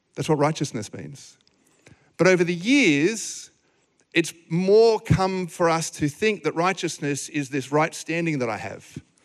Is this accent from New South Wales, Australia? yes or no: yes; Sydney, New South Wales, Australia; moved away as an adult; now in Gold Coast, Australia; We grew up in Sydney.